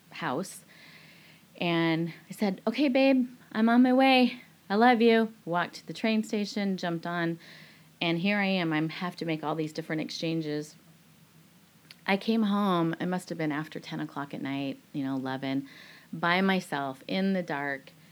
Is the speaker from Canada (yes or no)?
no; Nepal; also born or lived in Tunisia; now in Singapore; Singapore, that was a great landing place for us because we come from Nepal, which you know shaped and molded us in different ways